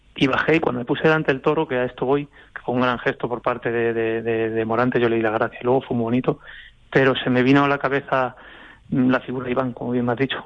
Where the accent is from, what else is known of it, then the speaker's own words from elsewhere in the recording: Alcázar de San Juan, Castilla-La Mancha, Spain; en Alcázar, en mi pueblo